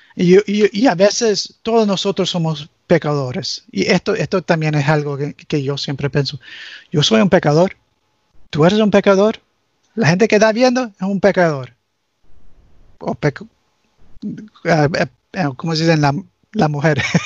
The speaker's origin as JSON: {"language": "Spanish", "country": "United States", "tie": "born or raised there", "also_born_or_lived": "Nicaragua", "first_language": "English", "second_language": "Spanish", "said": "Crecí en este país, aprendí mi español con los cubanos"}